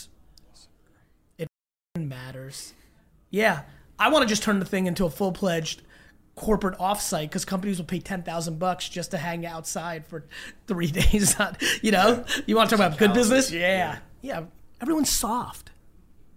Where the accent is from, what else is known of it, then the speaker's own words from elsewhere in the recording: Edison, New Jersey, United States; also born or lived in Hunterdon County, New Jersey; I grew up in Edison, but then we moved in eighth grade. So my high school years were in Hunterdon County, New Jersey